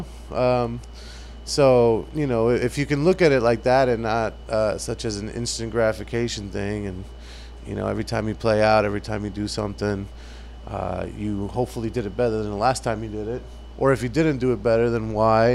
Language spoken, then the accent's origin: English; South Florida, United States; moved away as an adult; now in Jacksonville, United States; I came from South Florida.